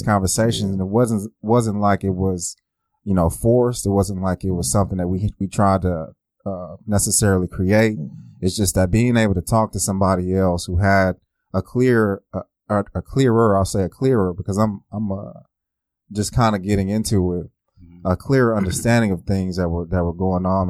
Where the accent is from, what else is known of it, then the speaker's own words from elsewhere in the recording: Oklahoma City, Oklahoma, United States; I grew up right here in Oklahoma City